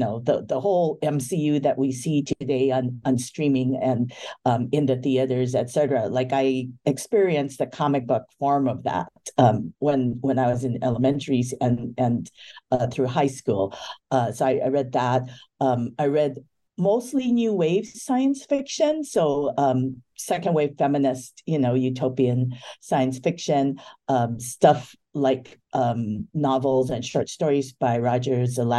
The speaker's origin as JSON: {"language": "English", "area": "Maui", "region": "Hawaii", "country": "United States", "tie": "born or raised there", "also_born_or_lived": "Honolulu, Hawaii", "said": "I was born in Honolulu, Oahu, Hawaii, and I grew up on Maui"}